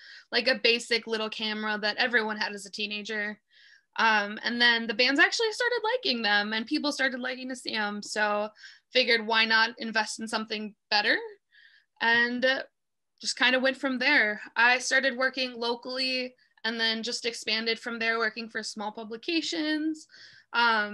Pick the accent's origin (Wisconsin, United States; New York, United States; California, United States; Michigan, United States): Wisconsin, United States; Madison; now in Milwaukee, United States; I was born in Madison, so I spent a good part of my childhood there. And then my parents divorced when I was pretty young, so I was between Madison and Milwaukee most of the time